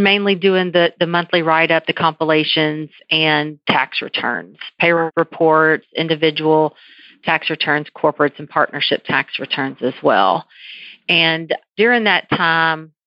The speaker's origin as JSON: {"language": "English", "town": "San Antonio", "region": "Texas", "country": "United States", "lives_now": "Southeast Texas, United States", "said": "I'm from San Antonio"}